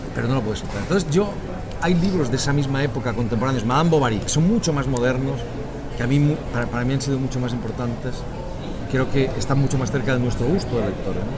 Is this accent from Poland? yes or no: no; Spain; now in Catalonia, Spain; los españoles también pensamos